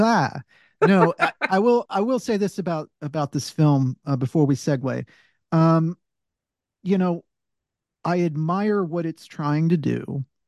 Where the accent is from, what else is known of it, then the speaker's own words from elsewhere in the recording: the South, United States; I'm a Southerner